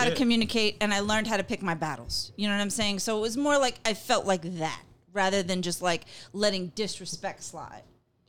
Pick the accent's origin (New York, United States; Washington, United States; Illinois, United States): New York, United States; I'm a New Yorker.